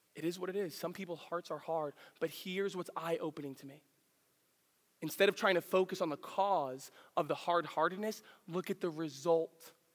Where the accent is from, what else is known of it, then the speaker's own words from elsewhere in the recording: the Poconos, Pennsylvania, United States; also born or lived in New York City, New York; I grew up in the Poconos, and uh, you got to understand, I, I was born in New York City